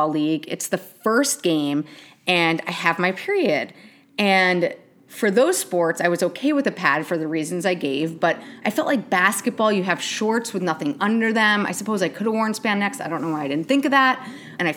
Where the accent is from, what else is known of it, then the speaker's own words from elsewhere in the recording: New York, United States; I grew up in New York